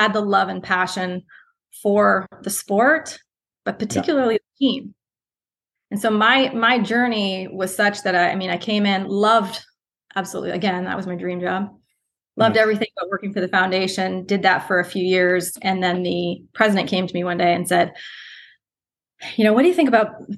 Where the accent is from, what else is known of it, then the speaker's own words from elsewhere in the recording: Canada; moved away as an adult; also born or lived in Ohio; now in Columbus, United States; as a Canadian, a typical Canadian who loves our hockey